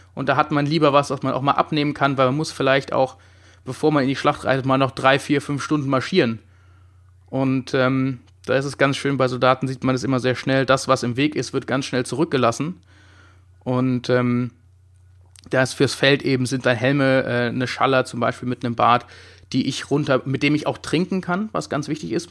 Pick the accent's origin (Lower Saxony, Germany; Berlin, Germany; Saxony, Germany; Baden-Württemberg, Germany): Baden-Württemberg, Germany; Heidelberg; Ich komme auch aus Heidelberg